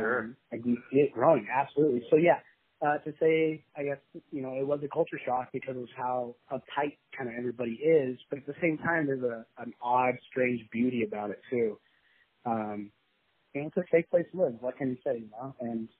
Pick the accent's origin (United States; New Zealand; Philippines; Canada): United States; Utah; also born or lived in Colorado / Las Vegas / Texas; But I was born in Colorado, and then we ended up coming out to Utah and staying here most of my life. I did move around. I did live in Vegas and Texas.